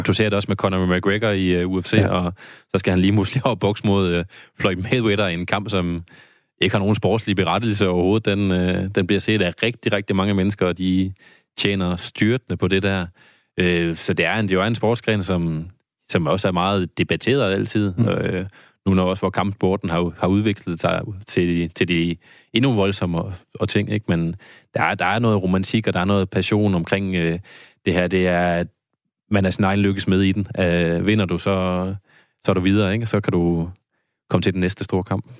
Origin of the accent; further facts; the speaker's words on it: Randers, Central Denmark Region, Denmark; nu er jeg fra Randers